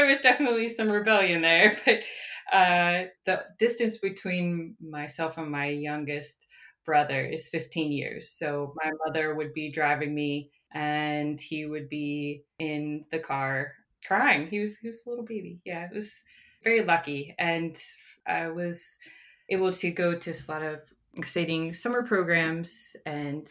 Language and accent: English; Johnstown, Pennsylvania, United States; now in Maryland, United States; I am from Pennsylvania, an area called Johnstown, and I moved here to Maryland in 2008